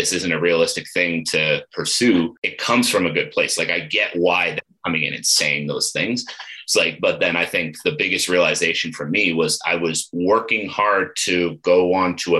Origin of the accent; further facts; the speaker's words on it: Ottawa, Ontario, Canada; moved away as an adult; also born or lived in Eastern Townships, Quebec; now in Calgary, Canada; I grew up in Ottawa